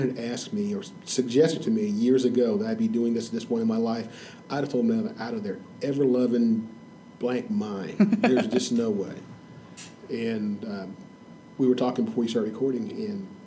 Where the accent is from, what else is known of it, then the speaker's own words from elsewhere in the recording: Indianapolis, Indiana, United States; I am actually from Indianapolis and grew up in Indianapolis